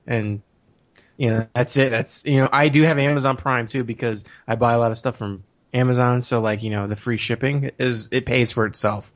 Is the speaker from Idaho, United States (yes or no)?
no; Arizona, United States; also born or lived in Washington, D.C. / Laurel, Maryland; they moved out shortly after I was born to over here in Arizona, and I've been here ever since